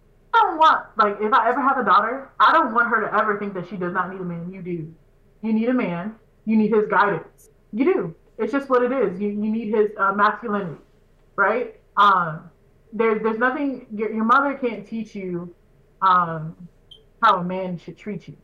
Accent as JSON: {"language": "English", "region": "Texas", "country": "United States", "moved": "yes", "said": "I'm from, originally from Texas"}